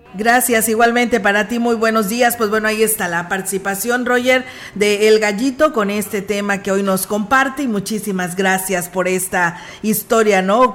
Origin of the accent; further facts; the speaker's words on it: San Luis Potosí, Mexico; somos parte de San Luis Potosí